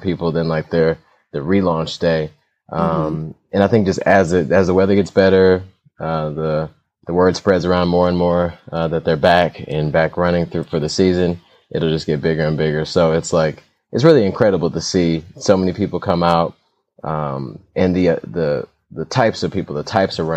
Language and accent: English; Detroit, Michigan, United States; also born or lived in Poughkeepsie, New York / Southfield, Michigan; I'm raised here, so I'm a Detroiter for sure